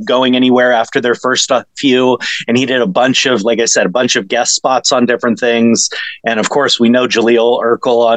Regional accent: West Covina, California, United States; also born or lived in Alhambra, California / Azusa, California; I grew up in West Covina and Alhambra and Azusa

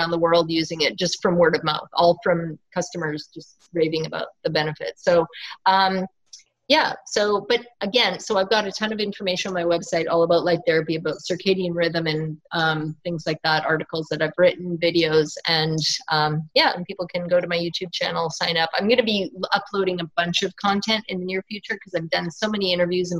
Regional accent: Northern Ontario, Canada; where I'm from in Northern Ontario, Canada

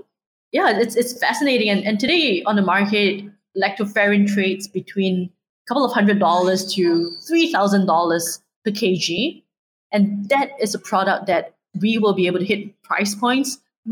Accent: Singapore; I'm Singaporean born and raised

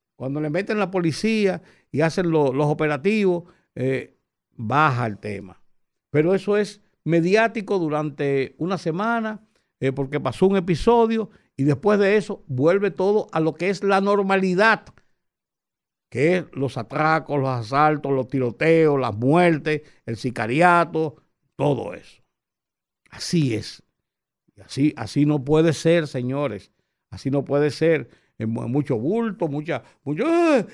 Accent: Dominican Republic

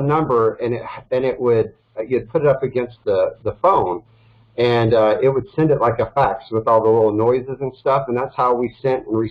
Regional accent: Dallas, Texas, United States; moved away as an adult; also born or lived in Los Angeles, California; I'm born and raised in Dallas, Texas.

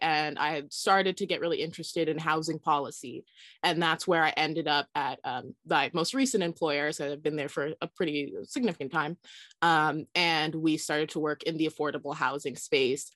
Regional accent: Southern California, United States; I grew up in Southern California, but was definitely in the suburbs

